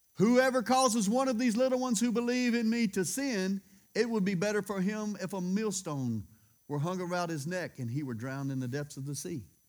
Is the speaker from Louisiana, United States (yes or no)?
yes; Louisiana, United States; I'm from Louisiana